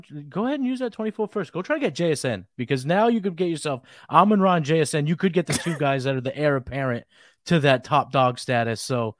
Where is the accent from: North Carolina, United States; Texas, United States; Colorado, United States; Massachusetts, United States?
Massachusetts, United States; I'm from Mass.